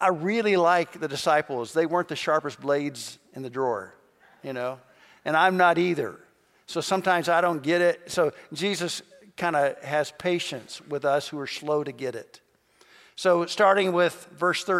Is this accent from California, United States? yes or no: no; Kentucky, United States; moved away; also born or lived in southern Indiana; I grew up in Kentucky, and we had a little country store surrounded by farms